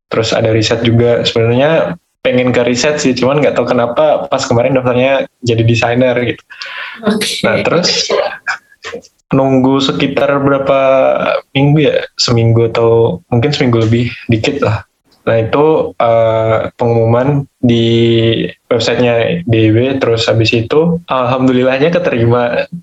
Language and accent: Indonesian; Magetan, East Java, Indonesia; Uh, asalnya dari Magetan, Jawa Timur Kak.